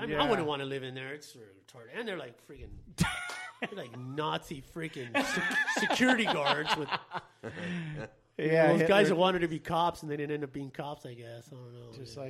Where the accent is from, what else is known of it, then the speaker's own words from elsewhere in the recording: Los Angeles, California, United States; In L.A. So, we were always around tattoos, always around graffiti, and so that's pretty much how I got into it.